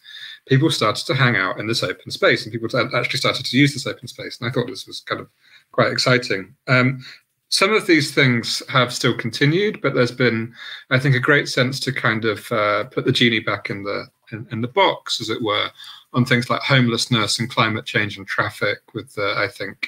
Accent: Southampton, South East England, United Kingdom; I'm obviously not from London. I am from the South Coast metropolis of Southampton

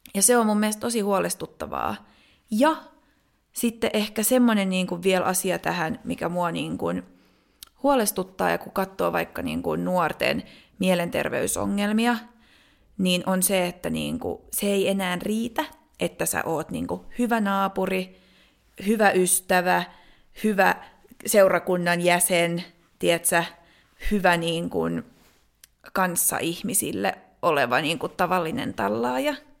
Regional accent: Finland; moved away as an adult; also born or lived in Denmark; mä muutin Suomesta Tanskaan

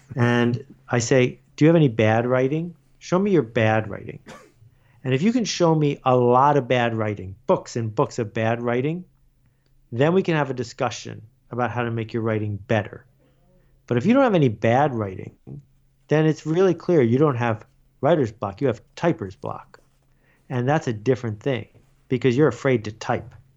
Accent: Buffalo, New York, United States; I grew up in Buffalo

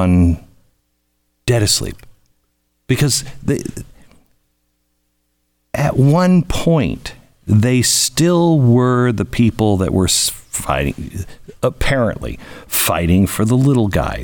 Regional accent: Pacific Northwest, United States; I'm from the Pacific Northwest

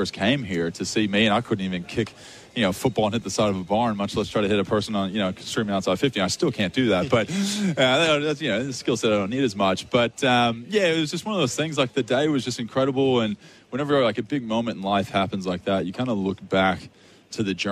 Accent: Texas Rangers hometown, United States; moved away as an adult; now in Australia; My hometown

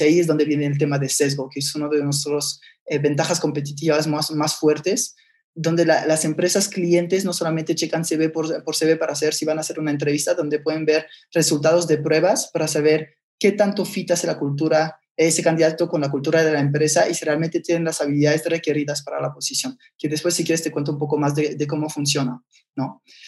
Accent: France; moved away as an adult; also born or lived in Barcelona, Spain; now in Mexico; Nací en Barcelona, papá catalán y mamá francesa. Entonces, eh, a los tres años se separan mis papás, entonces me voy de Barcelona a Francia y ahí es donde eh, crecí casi toda mi vida

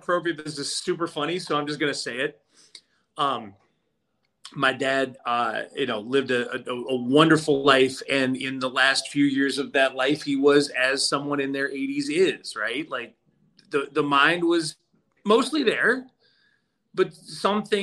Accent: Atlanta, Georgia, United States; moved away as an adult; I'm from Atlanta, and obviously, you know, the dream was there for many years to be home, to be on TV at home.

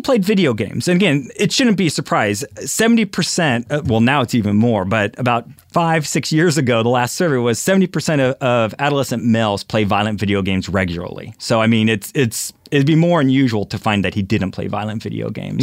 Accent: Philadelphia, Pennsylvania, United States; I'm from Philadelphia

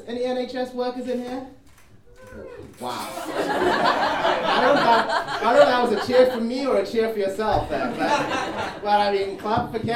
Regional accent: Zimbabwe; now in United Kingdom; I was actually born in Zimbabwe

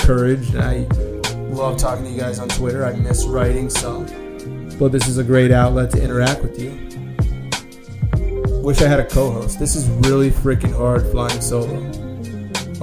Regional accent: East Coast, United States; moved away as an adult; now in San Francisco, United States; I grew up on the East Coast

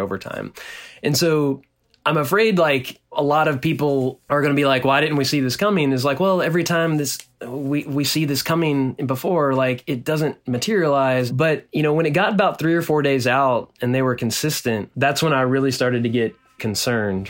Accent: Nacogdoches, Texas, United States; now in Austin, United States; in my hometown in, in Nacogdoches, Texas, which is a small town in East Texas

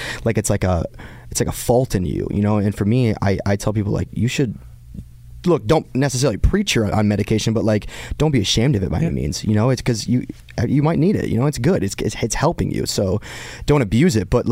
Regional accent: just outside Detroit, Michigan, United States; moved away as an adult; this was who I was growing up in Michigan, just outside Detroit.

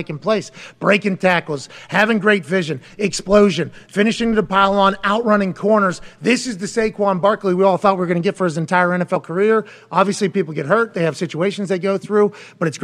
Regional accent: Pittsburgh, Pennsylvania, United States; also born or lived in West Virginia; now in Indiana, United States; I grew up in Pittsburgh

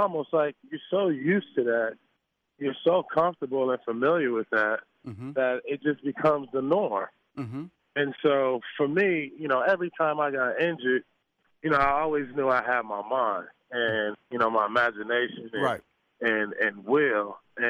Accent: Los Angeles, California, United States; You know, growing up in South Central Los Angeles, you got to survive, right?

